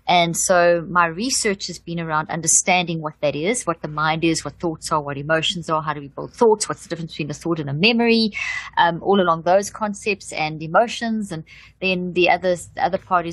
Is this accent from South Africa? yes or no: yes; South Africa; also born or lived in Zimbabwe; I come from South Africa. I was born in Zimbabwe